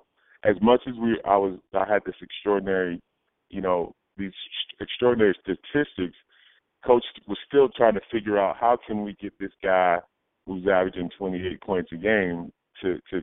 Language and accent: English; Old Saybrook, Connecticut, United States; I came from a small town, small high school